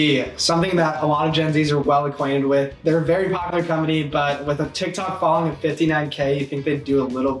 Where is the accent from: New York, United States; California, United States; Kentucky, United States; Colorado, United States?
California, United States; San Diego; I'm from San Diego.